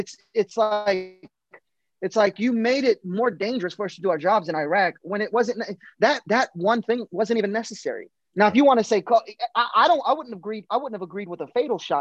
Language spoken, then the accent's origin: English; Paterson, New Jersey, United States; moved away as an adult; now in Killeen, United States; growing up in Paterson, New Jersey, it's very liberal